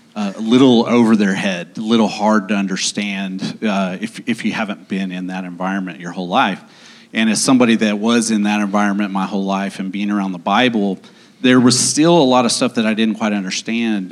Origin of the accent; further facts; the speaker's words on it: Owasso, Oklahoma, United States; moved away as an adult; also born or lived in Dallas; now in Oklahoma City, United States; I grew up in Owasso.